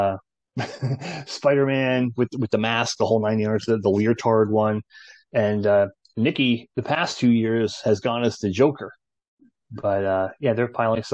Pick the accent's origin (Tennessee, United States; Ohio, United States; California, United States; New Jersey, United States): New Jersey, United States; growing up in New Jersey